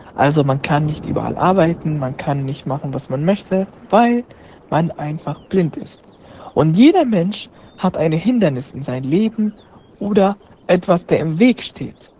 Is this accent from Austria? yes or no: no; Syria; German is a second language; now in Germany; ich komme aus Syrien, bin seit fünf Jahren in Deutschland